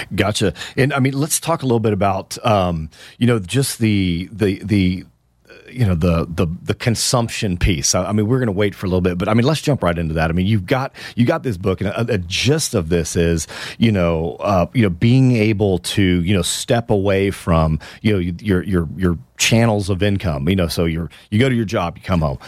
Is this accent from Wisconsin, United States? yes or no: no; Houston, Texas, United States; That's my hometown, my beloved Houston, Texas